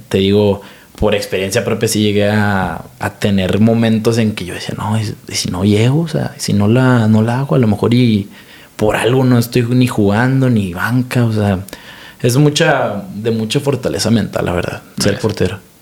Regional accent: Mexico; como mexicano

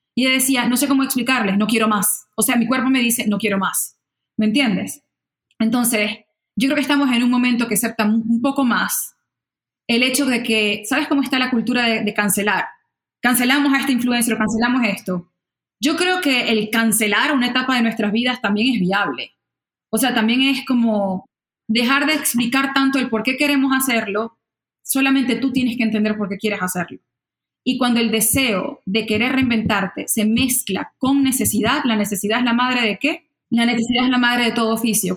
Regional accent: Maracaibo, Zulia, Venezuela; first language Spanish; moved away as an adult; yo, tipo Maracucha

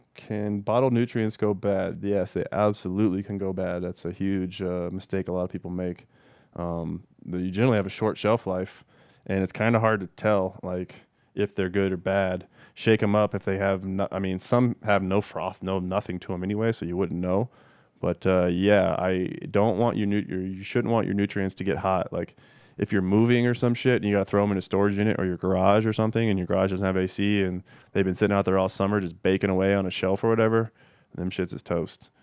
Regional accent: Castle Rock, Colorado, United States; I grew up in Castle Rock, Colorado, which is, I don't know, ten, twenty minutes south of Denver

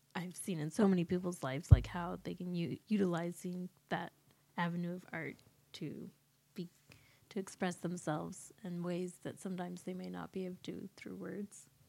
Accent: Horse Creek, California, United States; also born or lived in San Diego, California; when I was five, my family moved to Northern California, close to the Oregon border, a little town called Horse Creek.

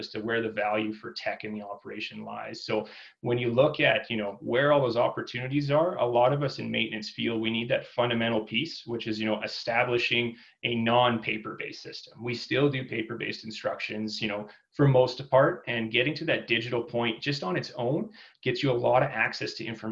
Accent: Fernie, British Columbia, Canada; I grew up in Fernie, BC

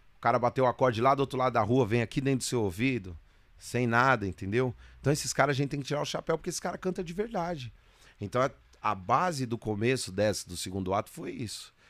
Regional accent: Guarulhos, São Paulo, Brazil; eu sou de Guarulhos

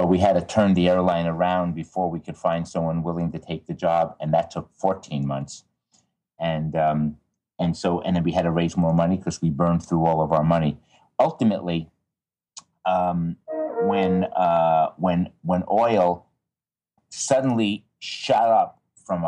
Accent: Levittown, New York, United States; I grew up outside of New York City, out in Long Island, a place called Levittown

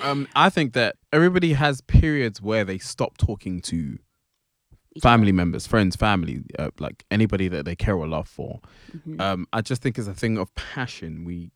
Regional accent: United Kingdom; Sorry, I'm being very British.

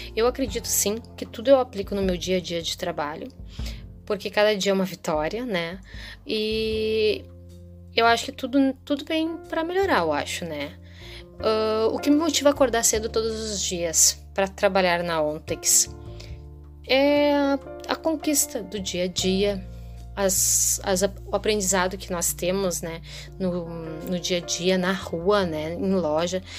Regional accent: Gravataí, Rio Grande do Sul, Brazil; sou daqui de Gravataí, Rio Grande do Sul

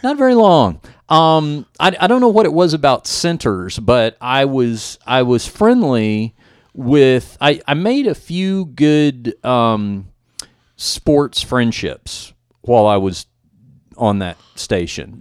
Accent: Dallas, Texas, United States; my hometown of Dallas

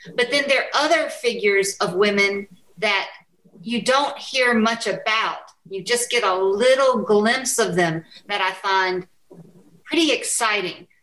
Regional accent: United States; as an American woman who is white

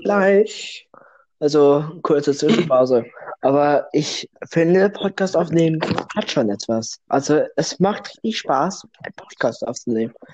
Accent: Russia; now in Germany; ich bin kein Deutscher. Das hört man vielleicht nicht am Akzent, da ich perfekt fließend Deutsch spreche

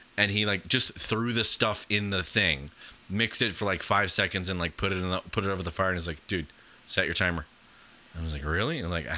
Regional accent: Ohio, United States; growing up in Ohio

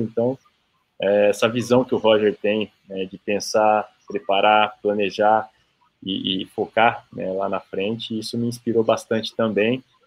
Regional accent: São Paulo, Brazil; aqui em São José, em São Paulo, no, no bairro onde eu, onde eu nasci ali

